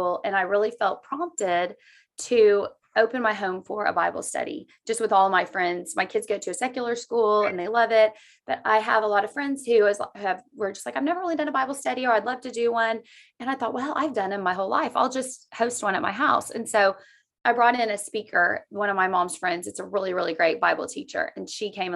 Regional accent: Oklahoma, United States; I was born in Oklahoma and I've just lived here my whole life

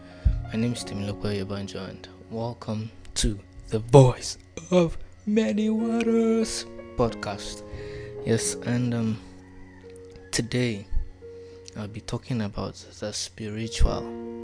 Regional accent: Nigeria; English is a second language; So, forgive my accent, I'm a Yoruba boy, but I've watched too many movies.

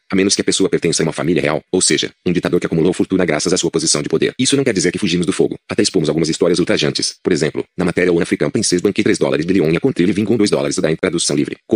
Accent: São Paulo, Brazil; Quem sou eu? Nasci e cresci em São Paulo, capital financeira da América Latina.

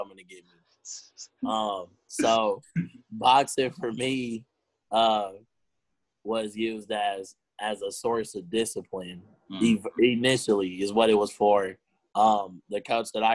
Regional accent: Houston, Texas, United States; I grew up in Ridgemont

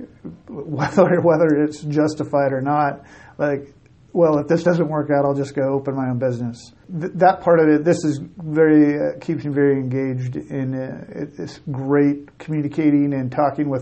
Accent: Pendleton, Oregon, United States; moved away as an adult; also born or lived in Montana; now in Casper, United States; I'm from Pendleton, Oregon originally

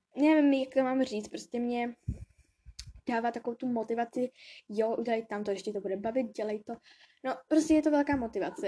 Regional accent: Bradford, Yorkshire and the Humber, United Kingdom; now in Kolín, Czech Republic; narodila jsem se v Anglii, ve Velké Británii, v Bradfordu

